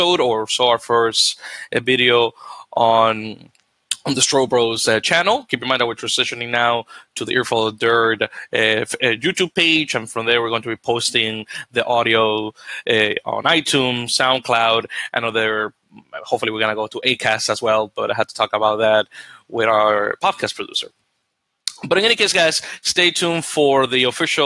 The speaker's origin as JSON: {"language": "English", "country": "Dominican Republic", "moved": "yes", "said": "I'm originally from the Dominican Republic"}